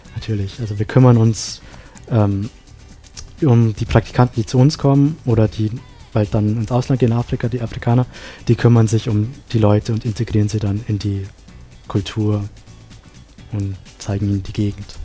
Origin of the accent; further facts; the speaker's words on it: Sri Lanka; now in Innsbruck, Austria; in meinem Heimatland Sri Lanka